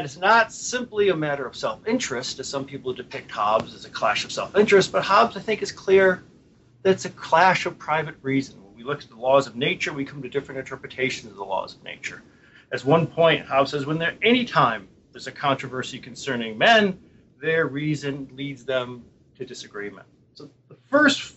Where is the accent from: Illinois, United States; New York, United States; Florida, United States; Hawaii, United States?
New York, United States; Buffalo; moved away; I come from Buffalo.